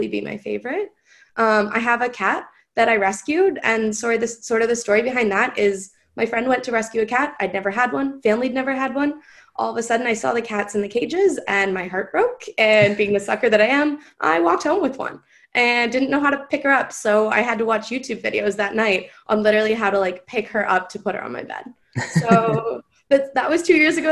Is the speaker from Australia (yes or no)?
no; Oakville, Ontario, Canada; also born or lived in Brampton, Ontario; I'm from Oakville. I've lived in Oakville pretty much my entire, I actually was born in Brampton and then moved to Oakville. So I've lived here since high school.